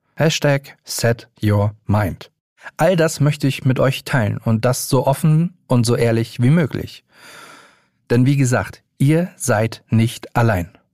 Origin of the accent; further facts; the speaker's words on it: Hamburg, Germany; moved away as an adult; now in Berlin, Germany; 35 Jahre, gebürtiger Hamburger, seit knapp sieben Jahren Wahlberliner